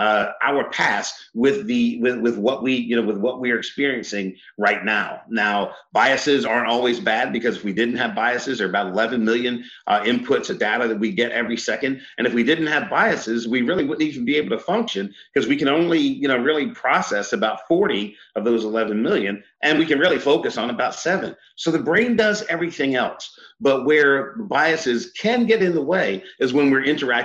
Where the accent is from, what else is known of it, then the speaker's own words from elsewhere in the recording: Eastern Shore of Maryland, United States; I grew up on the Eastern Shore of Maryland